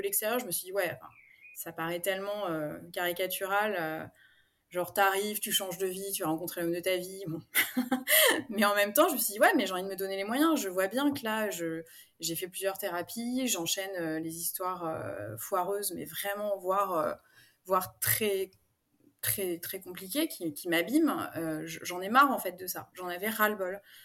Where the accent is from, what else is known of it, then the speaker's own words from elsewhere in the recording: Paris, Île-de-France, France; moved away as an adult; now in Aix-en-Provence, France; je suis parisienne d'origine. J'ai emménagé à Aix-en-Provence il y a bientôt deux ans.